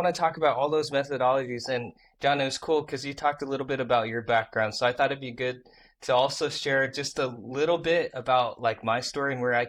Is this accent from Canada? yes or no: no; Iowa, United States; also born or lived in Busan, South Korea; I grew up in Busan, South Korea, and I was adopted, and I grew up in this place called Iowa, right? Middle of nowhere, from Iowa, you know, kid with a speech impediment, couldn't say the letter R